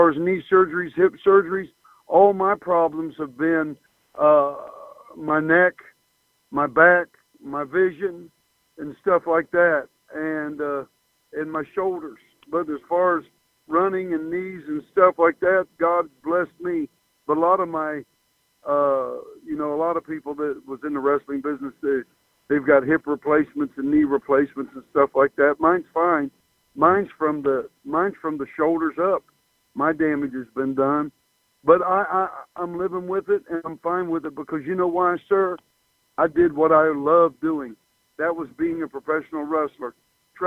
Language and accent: English; Chillicothe, Ohio, United States; As a young little boy growing up in Chillicothe, Ohio, and watching wrestling on television